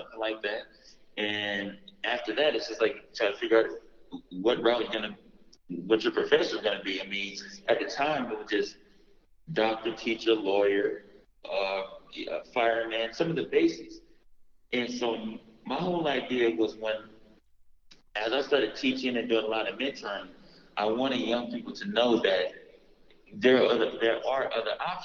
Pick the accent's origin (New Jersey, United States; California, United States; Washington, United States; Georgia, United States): California, United States; Los Angeles; I'm from South Central L.A., born and raised